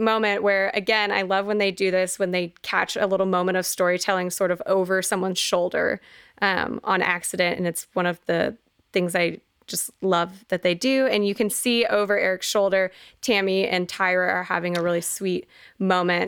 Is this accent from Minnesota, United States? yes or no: no; Texas, United States; we grew up in in Texas in football land